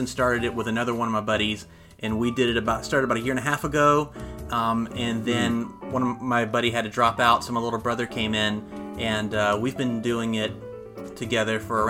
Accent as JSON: {"language": "English", "region": "South Alabama", "country": "United States", "said": "I'm from South Alabama."}